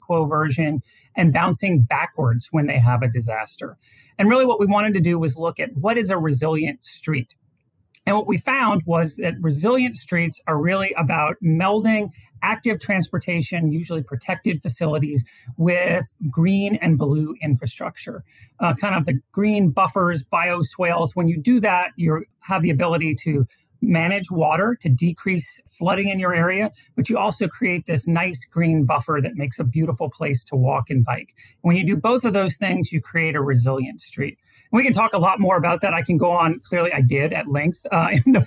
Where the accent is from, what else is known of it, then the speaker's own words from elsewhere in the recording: New Orleans, Louisiana, United States; also born or lived in Washington, D.C.; now in Texas, United States; I'm from New Orleans originally, and I moved back to New Orleans